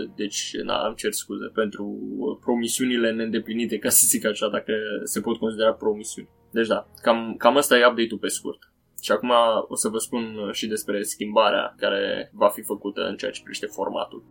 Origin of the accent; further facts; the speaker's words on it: Romania; noi, uh, ca și români